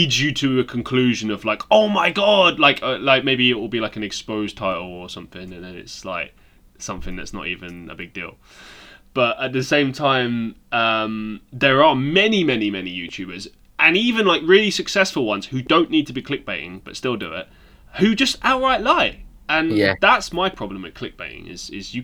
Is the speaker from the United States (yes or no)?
no; England, United Kingdom; moved away as an adult; I'm English